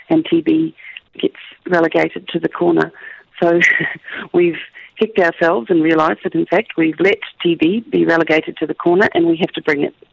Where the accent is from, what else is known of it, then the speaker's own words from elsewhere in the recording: Australia; accent: Australian; moved away; You would be hard pushed to find my accent. it is Australian.